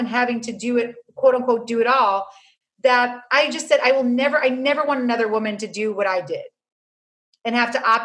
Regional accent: New York City, New York, United States; I grew up on Avenue C and 14th Street

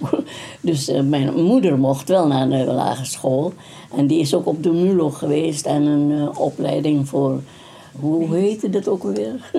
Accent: Indonesia; first language Dutch; we hebben 150 verschillende etnische groepen in, in Indonesië

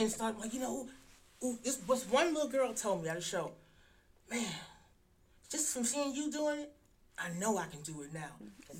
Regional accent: Chicago, Illinois, United States; I'm from Chicago.

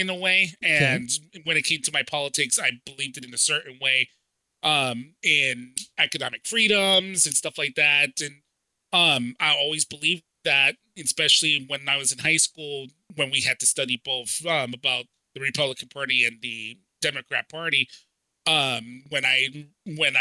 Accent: Hartford, Connecticut, United States; moved away as an adult; now in Florida, United States; I'm originally from Hartford, Connecticut

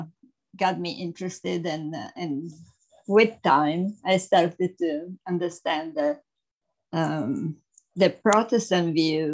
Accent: Italy; moved away; I was born in Italy, as you said, in a Roman Catholic family

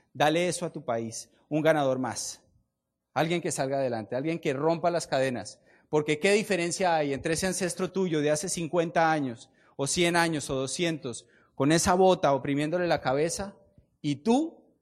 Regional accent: Colombia; Yo vengo de Colombia

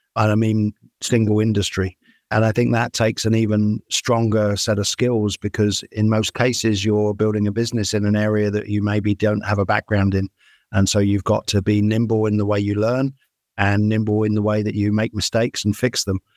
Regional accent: United Kingdom; moved away as an adult; now in United States; I'm a Brit. I grew up in the UK

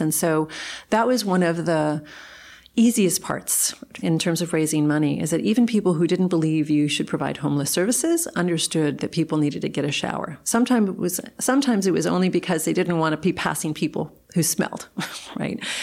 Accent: South Texas, United States; moved away; growing up in South Texas in a small community

